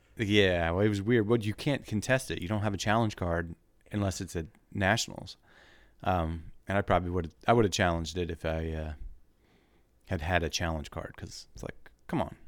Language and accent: English; Wilmington, United States; moved away; I'm from Wilmington.